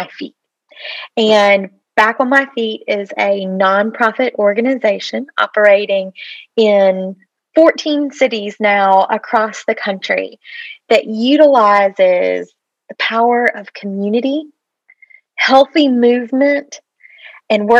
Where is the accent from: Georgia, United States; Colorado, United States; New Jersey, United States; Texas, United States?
Georgia, United States; Atlanta; I am originally from the Atlanta area and grew up in the city